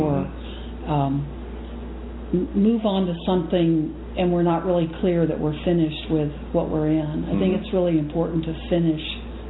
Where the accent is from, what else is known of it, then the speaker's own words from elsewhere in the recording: Texas, United States; also born or lived in Japan; now in Wisconsin, United States; I'm from Texas